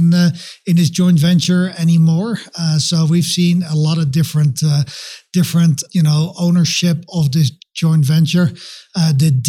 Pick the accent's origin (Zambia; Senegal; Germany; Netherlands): Netherlands; moved away as an adult; also born or lived in London / Belgium / Massachusetts / Singapore; now in Denver, United States; I'm from the Netherlands originally. So that's a funny accent. It's definitely not a Denver, Colorado accent